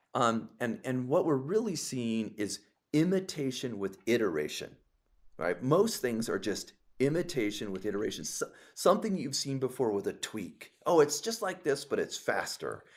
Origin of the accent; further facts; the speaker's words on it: Los Angeles, California, United States; my hometown of Los Angeles